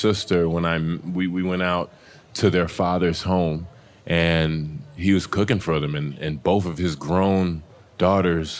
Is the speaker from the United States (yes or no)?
yes; Texas, United States; I'm from Texas.